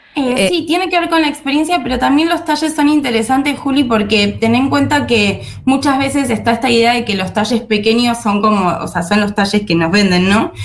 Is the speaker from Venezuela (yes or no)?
no; Argentina